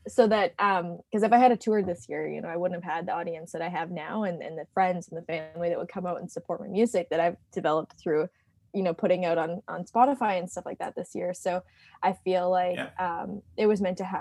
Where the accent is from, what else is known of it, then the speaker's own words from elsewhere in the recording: Canada; I'm from Canada